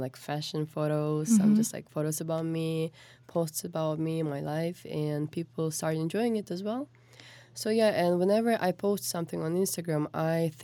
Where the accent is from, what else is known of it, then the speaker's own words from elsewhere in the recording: Kazakhstan; moved away as an adult; now in Seoul, South Korea; I'm from Kazakhstan, and I've been living in Korea for around 3 years